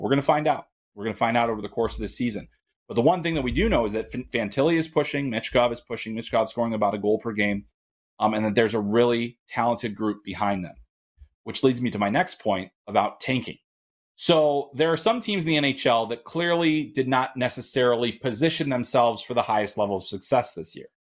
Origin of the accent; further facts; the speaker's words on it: Minnesota, United States; we are very insular in Minnesota, 'cause I'm Minnesotan